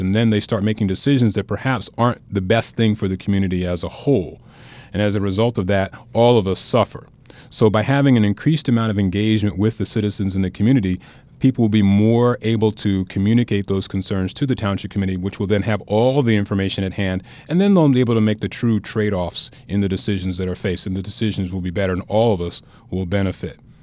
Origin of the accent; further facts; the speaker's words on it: New Jersey, United States; I grew up in New Jersey. I'm a New Jersey native